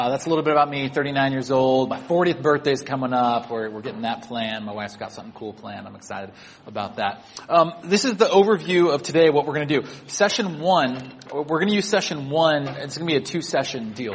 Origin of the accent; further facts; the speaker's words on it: Sacramento, California, United States; moved away as an adult; also born or lived in Santa Barbara; now in Bay Area, United States; I grew up in Sacramento, 2 hours away, and then college down in Santa Barbara.